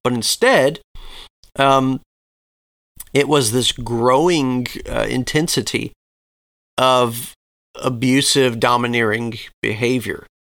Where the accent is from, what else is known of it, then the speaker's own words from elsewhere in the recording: Southeast, United States; growing up in the Southeast